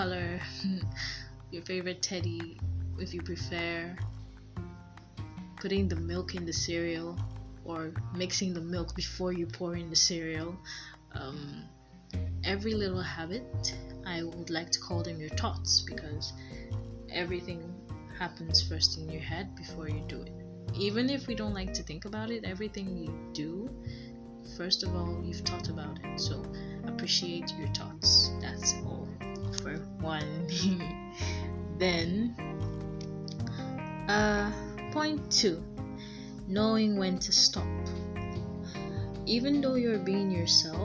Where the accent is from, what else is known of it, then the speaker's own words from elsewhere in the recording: Nigeria; I'm from Nigeria